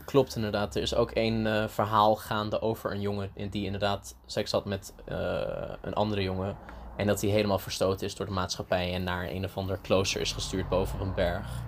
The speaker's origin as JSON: {"language": "Dutch", "region": "Antalya", "country": "Turkey", "tie": "born or raised there", "moved": "yes", "lives_now": "Leiden, Netherlands", "said": "ik ben in Turkije geboren en opgegroeid"}